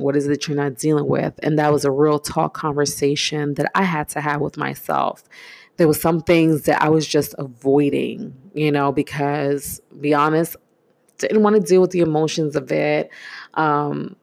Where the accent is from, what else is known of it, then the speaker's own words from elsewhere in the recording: New York City, New York, United States; I grew up in East New York, Brooklyn, born and raised in the 80s